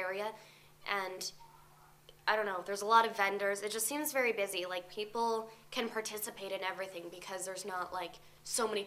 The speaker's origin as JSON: {"language": "English", "region": "Alaska", "country": "United States", "moved": "as an adult", "lives_now": "California, United States", "said": "I'm from Alaska"}